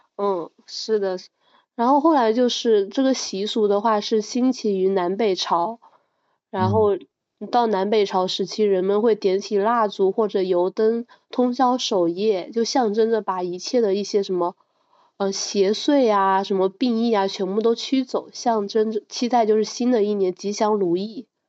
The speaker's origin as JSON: {"language": "Chinese", "region": "southern China", "country": "China", "said": "我们这边南方其实很少说过腊八节的"}